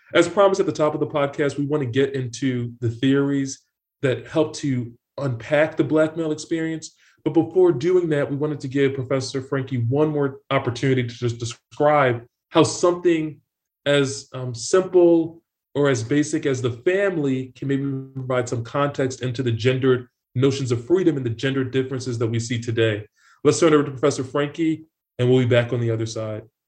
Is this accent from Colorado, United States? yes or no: no; Philadelphia, Pennsylvania, United States; now in New York, United States; I'm a 3L at Columbia Law School from Philadelphia, Pennsylvania.